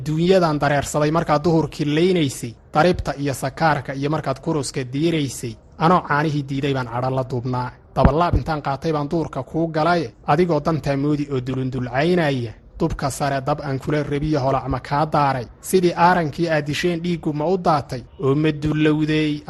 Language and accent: Somali; Kebri Dahar, Somali Region, Ethiopia; waxaan ku soo koray anigu ama aan ku dhashay baadiye gobolka qoraxay magaalada qabri korkeeda meelahaas baadiyihii baan ku soo koray heer xoola dhaqataa ah oo geel dhaqataa ah baadiyihii baan ku barbaaray intaa kadib baan marka magaalada soo galay